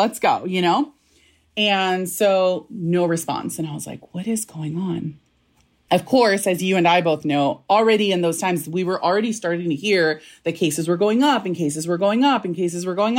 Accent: National City, California, United States; also born or lived in Mazatlan, Sinaloa (family origin); I grew up in National City

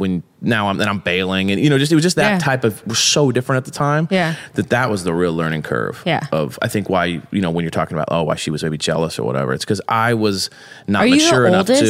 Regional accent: Long Beach, California, United States; we grew up in Long Beach, multiple kids, dad worked all day, grinded. We kind of fended for ourselves.

